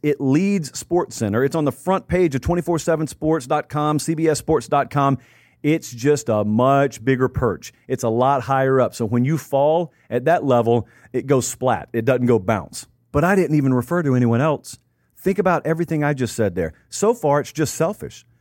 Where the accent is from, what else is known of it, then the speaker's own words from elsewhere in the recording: the South, United States; From where I grew up in the South